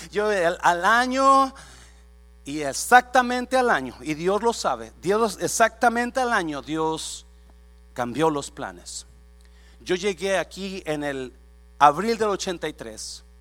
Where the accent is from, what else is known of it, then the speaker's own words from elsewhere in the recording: Mexico; moved away as an adult; now in United States; Yo recuerdo exactamente cuando me vine para acá de México, así como muchos de su país se vinieron con la ilusión y sus planes